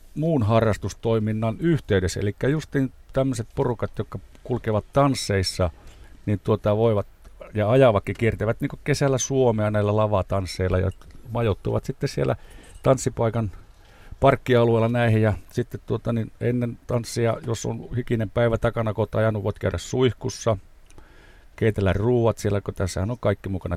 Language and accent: Finnish; Rovaniemi, Lapland, Finland; Me olemme kumpikin Rovaniemeltä kotoisin.